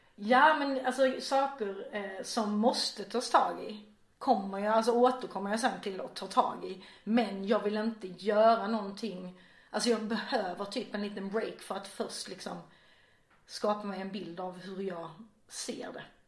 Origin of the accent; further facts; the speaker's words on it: Vejbystrand, Skåne, Sweden; moved away as an adult; also born or lived in Gothenburg / Norway; now in Malmö, Sweden; Jag är uppväxt i Vejbystrand som ligger i nordvästra Skåne.